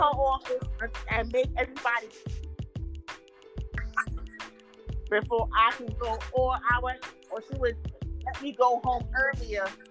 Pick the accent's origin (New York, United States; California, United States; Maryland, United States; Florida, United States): New York, United States; New York City; Growing up in Castle Hill Projects